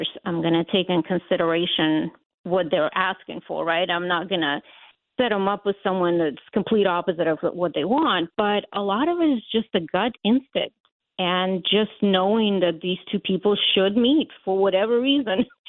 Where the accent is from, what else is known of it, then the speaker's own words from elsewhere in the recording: Latvia; English is a second language; also born or lived in Ukraine; now in United States; I was born in Ukraine, but we lived in the Baltics in Latvia